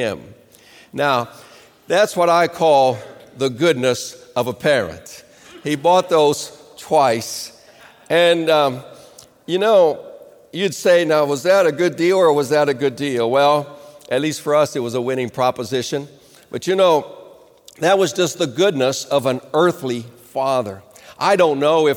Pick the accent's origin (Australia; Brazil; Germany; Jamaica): Brazil; Rio de Janeiro; moved away; I grew up in Rio de Janeiro